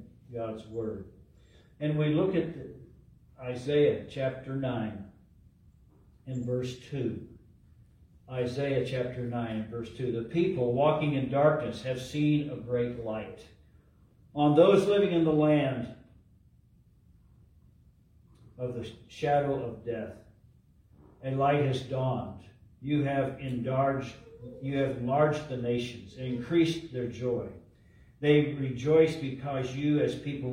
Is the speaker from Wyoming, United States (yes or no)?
no; Ohio, United States; moved away; also born or lived in Minnesota; I grew up in Ohio with a lot of snow, and I had the privilege of living 4 years in Minnesota